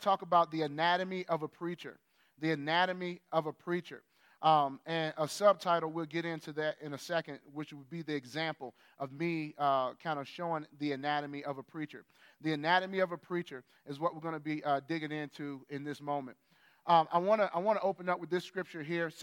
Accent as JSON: {"language": "English", "country": "United States", "said": "as an American"}